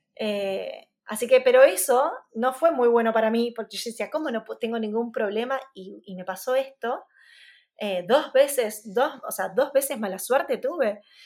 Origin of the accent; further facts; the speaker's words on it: Arrecifes, Buenos Aires Province, Argentina; Arrecifes, que es mi ciudad natal